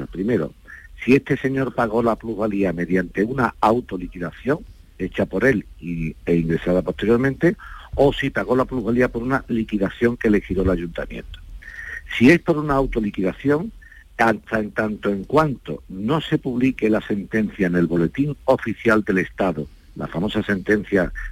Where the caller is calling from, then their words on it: Andalusia, Spain; yo estoy a punto de comprar un solar en mi pueblo aquí en Sevilla, un pueblo de Sevilla.